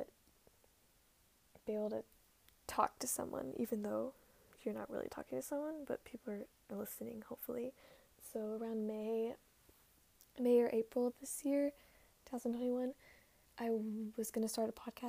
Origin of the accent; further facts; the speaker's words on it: Dallas, Texas, United States; I was born on October 21st, 2003 in Dallas, Texas